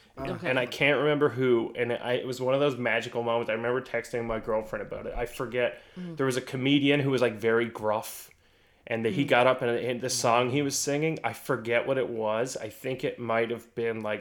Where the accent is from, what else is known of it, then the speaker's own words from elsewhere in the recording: Newfoundland and Labrador, Canada; I'm a Newfoundlander